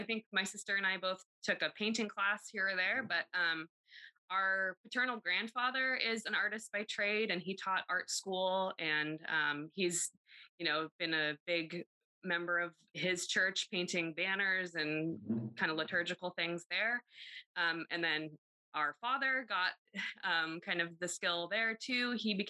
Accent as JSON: {"language": "English", "town": "Pasco", "region": "Washington", "country": "United States", "tie": "born or raised there", "said": "Yes, we were. Yep."}